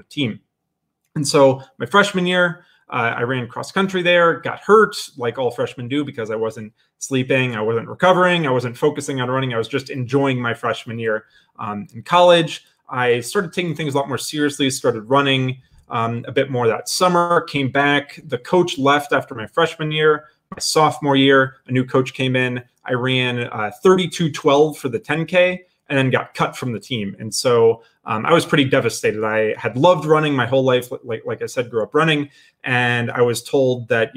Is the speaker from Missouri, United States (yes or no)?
no; Ohio, United States; moved away; I'm originally from Ohio